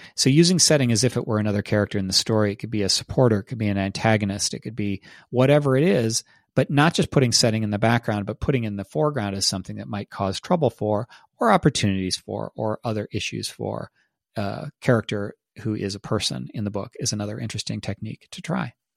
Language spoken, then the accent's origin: English; Northern Ohio, United States; moved away as an adult; now in Austin, United States; I grew up in Northern Ohio and, uh, went to school in Central Ohio